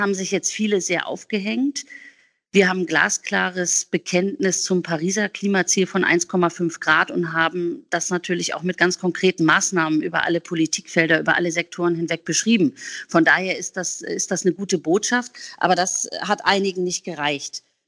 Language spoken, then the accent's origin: German; Hamburg, Germany; bei uns in Hamburg